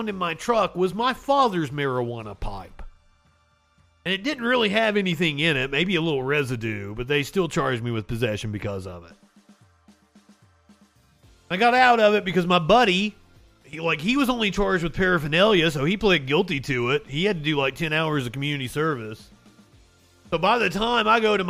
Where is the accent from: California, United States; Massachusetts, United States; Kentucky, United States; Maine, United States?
Kentucky, United States; Eastern; I'm from Eastern Kentucky